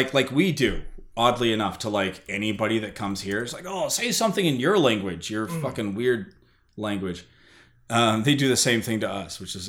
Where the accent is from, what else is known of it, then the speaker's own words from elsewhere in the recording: United States; also born or lived in Germany; As soon as I open my mouth, everybody in the bar knows I'm American.